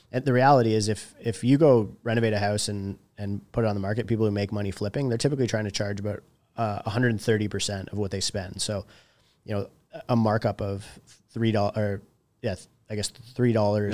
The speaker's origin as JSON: {"language": "English", "area": "a small town north of Toronto", "region": "Ontario", "country": "Canada", "tie": "born or raised there", "said": "I come from a small town north of Toronto and like all my friends in my hometown are from, or uh, work in the trades"}